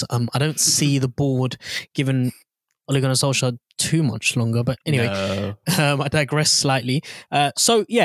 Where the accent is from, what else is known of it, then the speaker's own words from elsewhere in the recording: London, United Kingdom; moved away; being born and raised in North London. I don't live there anymore